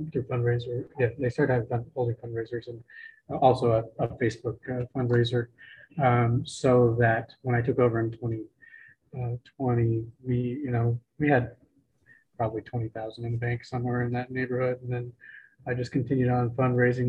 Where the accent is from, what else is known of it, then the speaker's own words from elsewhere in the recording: Portland, Oregon, United States; moved away as an adult; now in Astoria, United States; I was born and raised in Portland